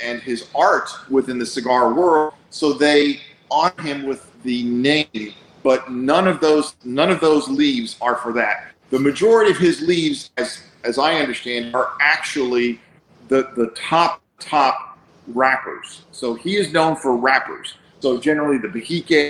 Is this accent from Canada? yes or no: no; Bulgaria; moved away; I was born in Bulgaria. We escaped a very, very highly communist country